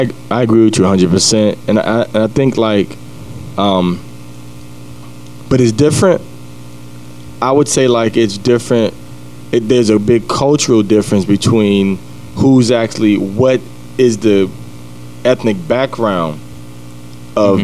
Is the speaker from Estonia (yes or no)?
no; New York City, New York, United States; also born or lived in Washington, D.C. / Cleveland, Ohio; now in Columbus, United States; I'm from Jamaica, Queens, New York. Grew up in New York and D.C., Cleveland